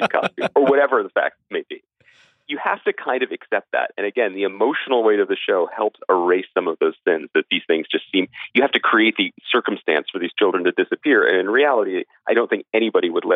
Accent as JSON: {"language": "English", "country": "United States", "said": "being an American audience"}